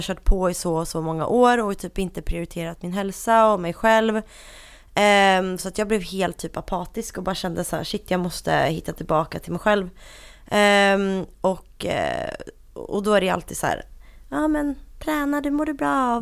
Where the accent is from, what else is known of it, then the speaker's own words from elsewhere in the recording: Linköping, Östergötland, Sweden; accent: Linköping dialect; moved away as an adult; now in Stockholm, Sweden; jag kommer uh, ursprungligen från Linköping, det hör man på min fantastiska dialekt